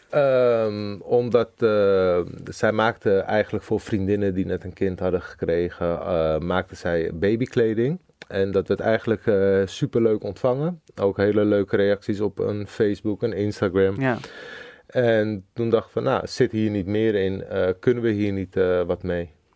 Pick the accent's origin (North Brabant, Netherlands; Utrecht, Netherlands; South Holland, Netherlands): South Holland, Netherlands; Zoetermeer; ik kom uit Zoetermeer.